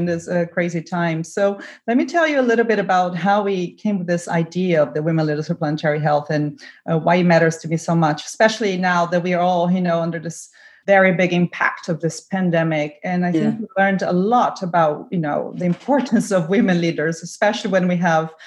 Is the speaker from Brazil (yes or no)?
yes; Brazil; now in Germany; I'm from Brazil.